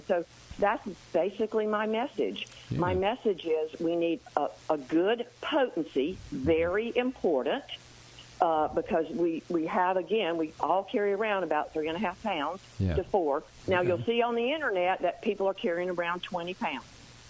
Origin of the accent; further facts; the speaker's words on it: the South, United States; I'm from the South, and that's what my mother said, stop eating that dirt.